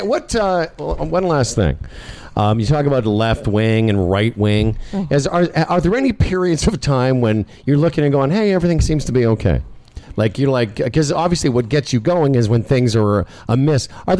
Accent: Moose Jaw, Saskatchewan, Canada; I'm a Jew from Moose Jaw.

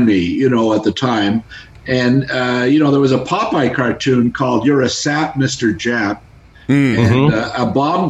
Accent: Toronto, Ontario, Canada; growing up in Etobicoke

